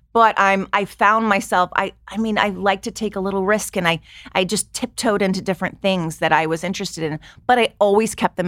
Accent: Long Beach, California, United States; Yes, I grew up in Long Beach, California.

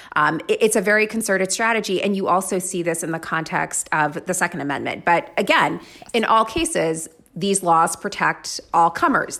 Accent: Florida, United States; I grew up in Florida

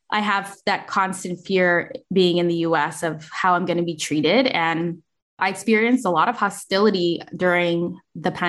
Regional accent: United States; Like I wasn't raised in the United States, even though I am an American.

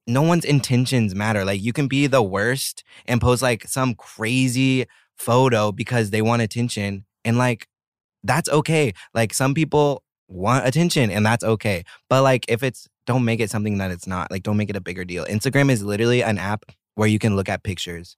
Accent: Oklahoma, United States; moved away as an adult; also born or lived in Italy; now in South Korea; I grew up in Oklahoma.

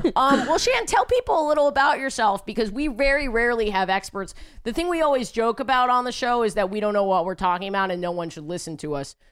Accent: New York, United States; I'm born and raised in New York

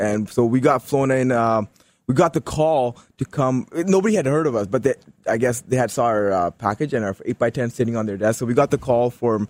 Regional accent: India; So we had something to prove. We didn't want to just be those guys that were here because we're Indian.

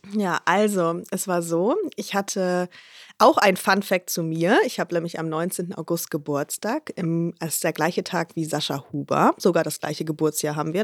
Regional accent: Hamburg, Germany; Ich komme aus Hamburg

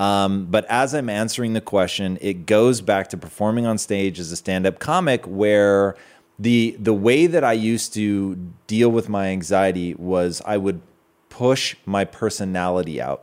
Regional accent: Washington, United States; now in Southern California, United States; Growing up in Washington

